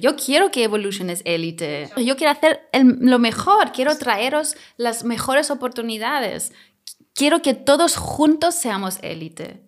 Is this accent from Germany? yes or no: yes; Germany; Spanish is a second language; now in Mallorca, Spain; soy alemana